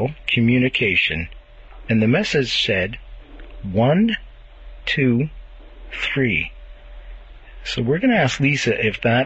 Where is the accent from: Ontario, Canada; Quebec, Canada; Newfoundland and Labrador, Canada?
Quebec, Canada; Montreal; moved away; my hometown of Montreal